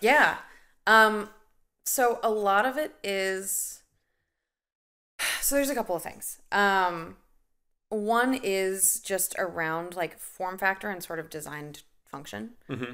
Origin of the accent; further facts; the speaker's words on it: Nebraska, United States; also born or lived in Boston; now in Chicago, United States; I'm a Midwestern uh, Midwesterner at heart and birth, so I grew up in Nebraska and then moved out to Boston